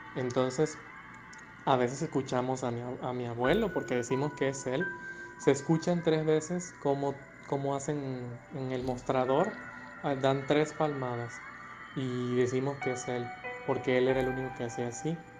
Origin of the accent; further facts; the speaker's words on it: Mexico; nosotros acá en México